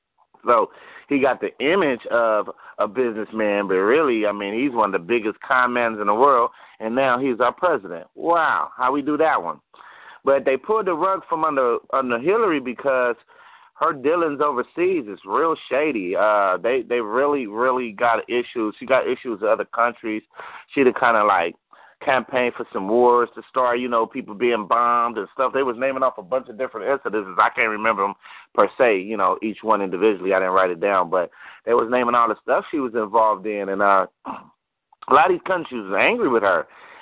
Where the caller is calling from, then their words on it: Los Angeles, California, United States; South Central LA.